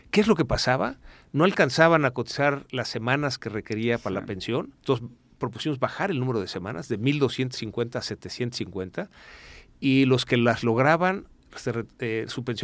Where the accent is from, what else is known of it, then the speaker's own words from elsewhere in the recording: Brazil; moved away; Sí, yo soy brasileño.